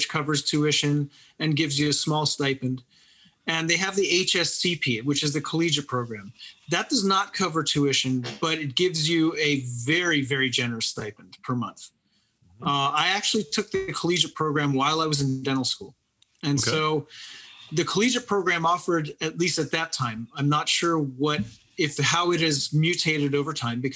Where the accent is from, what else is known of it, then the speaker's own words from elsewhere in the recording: Pittsburgh, Pennsylvania, United States; moved away as an adult; also born or lived in Lancaster, Pennsylvania; now in Lancaster area, United States; I'm from Pittsburgh.